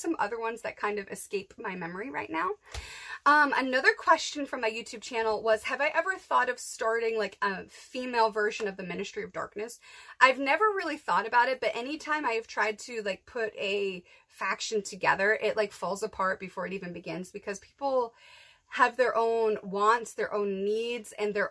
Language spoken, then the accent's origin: English; Massachusetts, United States; moved away; growing up in Massachusetts